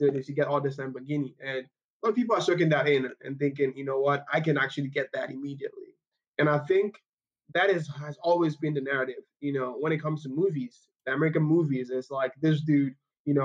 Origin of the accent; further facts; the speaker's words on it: Nigeria; moved away as an adult; now in Kansas City, United States; I grew up in Nigeria.